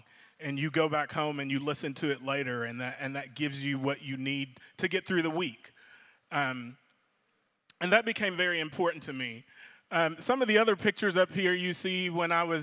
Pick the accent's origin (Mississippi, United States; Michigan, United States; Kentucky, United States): Kentucky, United States; Louisville; I grew up in Louisville, Kentucky